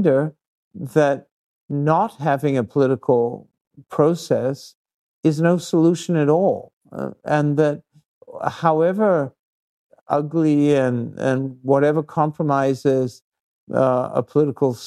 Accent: New Zealand; I come from New Zealand, you know, a relatively peaceful society

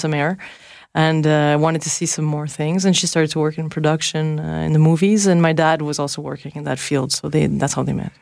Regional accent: Montreal, Quebec, Canada; also born or lived in Paris, France; I was born in Montreal. So I spent really most of my time there. But I spent four years in Paris when I was little.

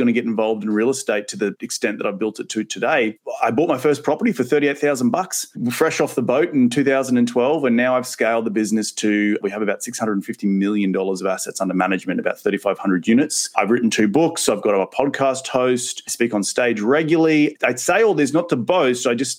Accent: Australia; moved away as an adult; now in United States; So clearly my accent is not from West Texas, as they say. I'm originally from Australia, and I actually moved here 10 years ago, which is crazy to think that's 10 years, you blink and it's over, right? And I moved here as a 26-year-old

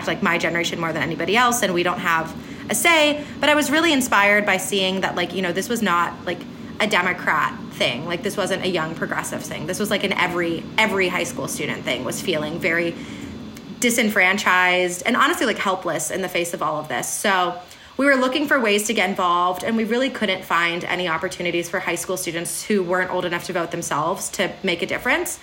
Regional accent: Berwyn, Pennsylvania, United States; I'm from Berwyn, Pennsylvania, Chester County, which is infamously purple

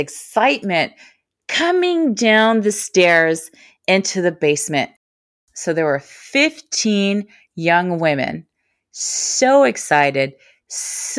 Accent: Toronto, Ontario, Canada; also born or lived in Kingston, Jamaica; I was born in Kingston, Jamaica, and when I was 3 years old, I came to Toronto, Ontario, Canada. I remember around that community where I lived in the 1970s, which was Dufferin and Eglinton

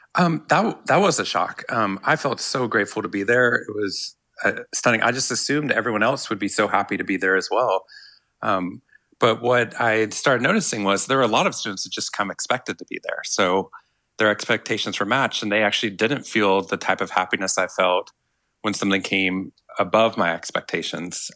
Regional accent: Waco, Texas, United States; moved away as an adult; also born or lived in Boston; growing up in Waco

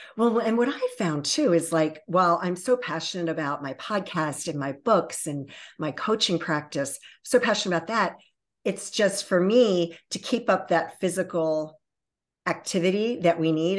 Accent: Baltimore and Annapolis area, Maryland, United States; also born or lived in Virginia Beach, Virginia; raised in the Baltimore and Annapolis area

